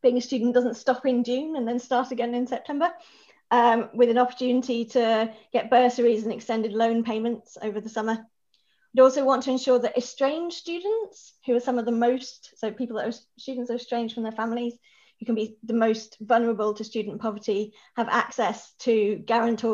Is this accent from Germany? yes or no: no; Norwich, East of England, United Kingdom; moved away as an adult; now in Edinburgh, United Kingdom; I'm originally from Norwich, which rather excitingly is now known as the hometown of Bimini from Drag Race.